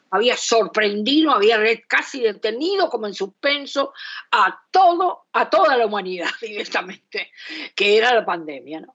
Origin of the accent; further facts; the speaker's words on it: Esteros del Iberá, Corrientes, Argentina; now in Buenos Aires, Argentina; a los esteros de Liberá, eh, en donde yo pasé muchos años de mi infancia y mi adolescencia